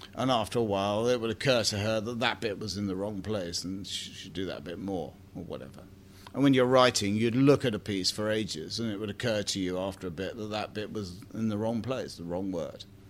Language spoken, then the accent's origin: English; Bromley, London, United Kingdom; I come from Bromley